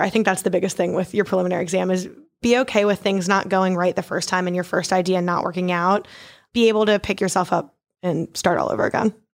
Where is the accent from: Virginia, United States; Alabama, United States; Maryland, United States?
Maryland, United States; Baltimore; moved away as an adult; also born or lived in Poughkeepsie, New York; now in New Orleans, United States; I'm originally from Baltimore, Maryland